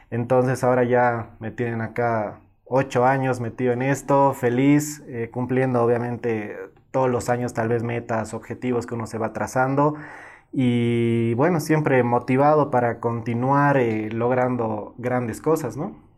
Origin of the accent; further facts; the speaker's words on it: Cochabamba, Bolivia; yo nací en Cochabamba